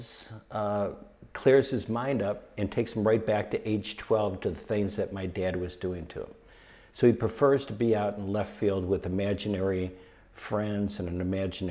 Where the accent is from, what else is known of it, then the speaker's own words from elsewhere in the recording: Detroit, Michigan, United States; moved away; also born or lived in Malibu; it was better and it was safer than what we grew up with in Detroit